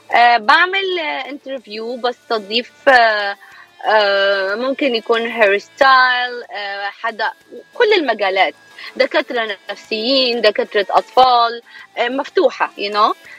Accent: Egypt; moved away as an adult; also born or lived in Alexandria, Egypt; now in California, United States; إعلامية مصرية آه، بقالي 11 سنة هون بأمريكا

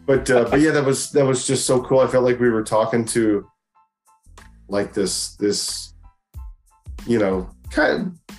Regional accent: United States; as an American kids, we know that we didn't get a whole lot of that back then.

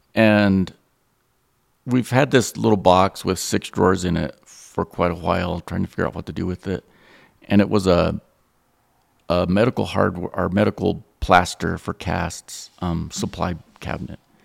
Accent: Roswell, New Mexico, United States; Growing up in Roswell, I had an overload of seeing Peter Hurd

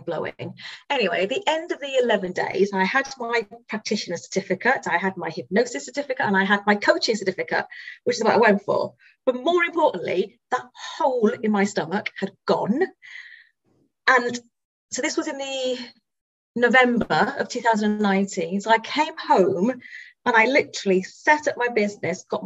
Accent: Wales, United Kingdom; now in Reading, United Kingdom; Now, I'm from Wales originally.

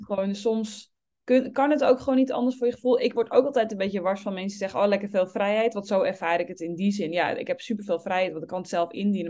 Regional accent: Obdam, North Holland, Netherlands; born or raised there

